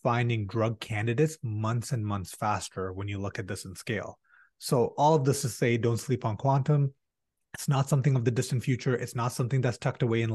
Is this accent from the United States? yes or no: no; Canada; as a Canadian